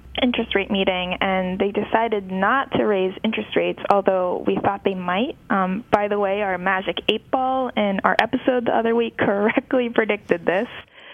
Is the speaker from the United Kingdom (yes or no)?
no; Japan; So, Carl, I grew up in Japan, which has been mired in chronic deflation for the better part of the last two decades.